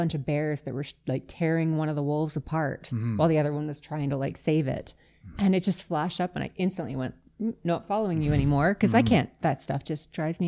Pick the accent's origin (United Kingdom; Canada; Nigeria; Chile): Canada; Yellowknife, Northwest Territories; now in Calgary, Canada; I am originally from Yellowknife. I ended up in Alberta on my own. My family traveled a lot.